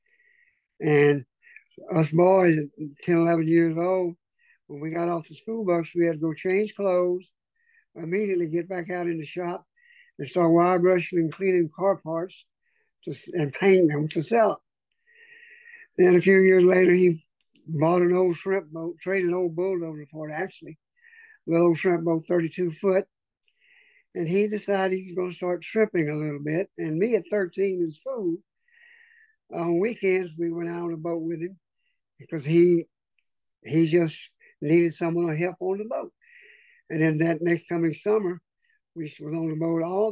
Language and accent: English; Orange, Texas, United States; I was born in Orange, Texas in 1954.